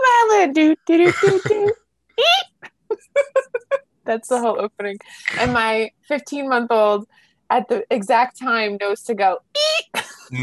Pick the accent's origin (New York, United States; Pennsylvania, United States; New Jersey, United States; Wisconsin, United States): New Jersey, United States; accent: Jersey; I probably said it like Dax because I'm like {S1} It's {S0} my Jersey accent.